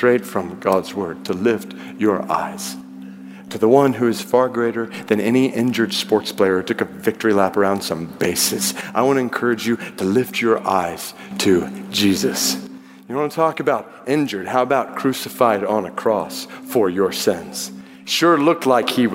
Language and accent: English; Atlanta, Georgia, United States; I grew up in Atlanta